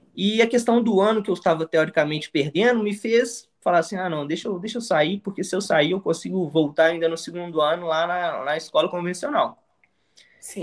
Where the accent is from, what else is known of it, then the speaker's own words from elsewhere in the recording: São João del Rei, Minas Gerais, Brazil; also born or lived in interior of Rio de Janeiro; now in Rio de Janeiro, Brazil; sou do interior de, de Minas Gerais, uma cidade chamada São João del Rei. Uma cidade bem tranquila, então sempre foi aquele menino de soltar pipa na rua